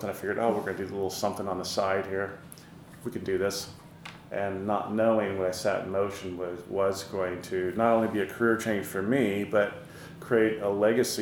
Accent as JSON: {"language": "English", "town": "Burbank", "region": "California", "country": "United States", "tie": "born or raised there", "accent": "American", "moved": "yes", "said": "I grew up in, in Los Angeles. You can tell from my outrageous American accent that I'm not from here."}